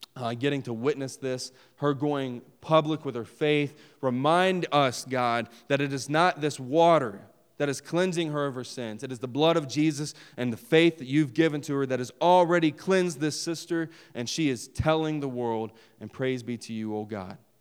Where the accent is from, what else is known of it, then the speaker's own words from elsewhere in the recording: West Virginia, United States; I'm from West Virginia.